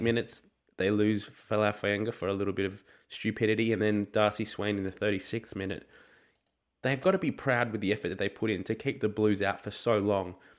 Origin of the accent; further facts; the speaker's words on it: Australia; as an Australian rugby fan